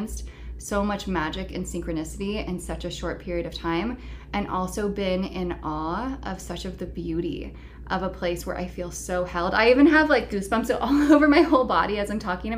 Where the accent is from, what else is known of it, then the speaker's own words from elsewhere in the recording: the Bay Area, California, United States; moved away as an adult; also born or lived in San Francisco / Los Angeles / San Diego; now in Asheville, United States; I grew up in the Bay Area, but I had been living consistently in San Francisco and then LA and then San Diego for the last 8 years